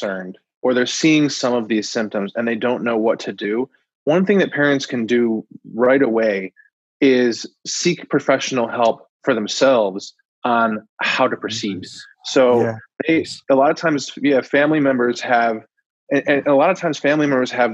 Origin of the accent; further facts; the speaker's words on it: Coral Springs, Florida, United States; I grew up in Coral Springs, Florida, which is right on the border with Parkland